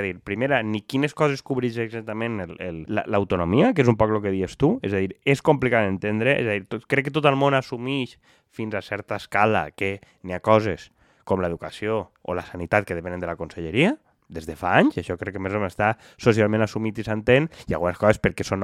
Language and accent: Catalan; Valencian Community, Spain; Com a bons valencians.